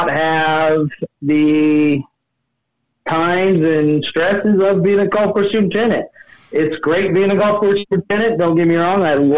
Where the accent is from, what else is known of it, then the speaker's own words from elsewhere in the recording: Utah, United States; moved away as an adult; also born or lived in Las Vegas, Nevada; Born and raised in Utah, where I went to Fremont High and met my wife, and then we moved down to Vegas